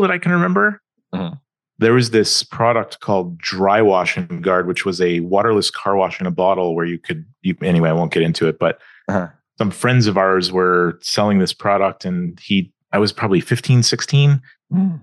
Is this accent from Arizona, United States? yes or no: no; Atlanta, Georgia, United States; also born or lived in California; was born in California, but when when I was seven, we moved to Atlanta, Georgia. So I grew up in the southeast.